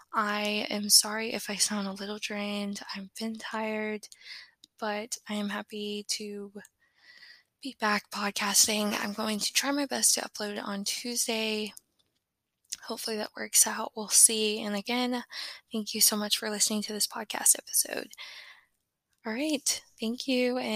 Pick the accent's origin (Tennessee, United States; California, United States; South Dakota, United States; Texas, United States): Tennessee, United States; now in Florida, United States; my hometown in Tennessee